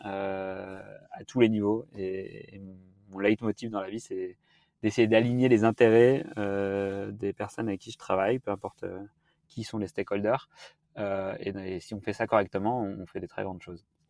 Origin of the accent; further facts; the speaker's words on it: the Alps, France; now in Paris, France; j'ai grandi dans les Alpes en regardant les montagnes toute la journée